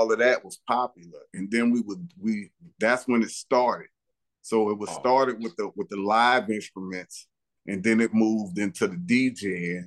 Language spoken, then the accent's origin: English; New Orleans, Louisiana, United States; I grew up in Holly Grove. I was born uptown.